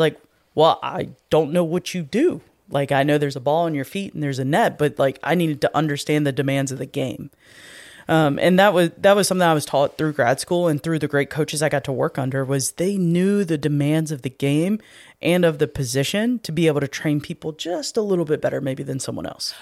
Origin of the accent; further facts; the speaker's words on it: North Carolina, United States; moved away; where I grew up in North Carolina